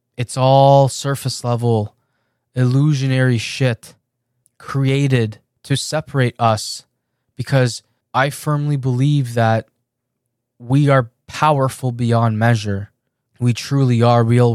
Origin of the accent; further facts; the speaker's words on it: Canada; also born or lived in Iran; I was born in Iran, and my family and I moved to Canada when I was seven years old.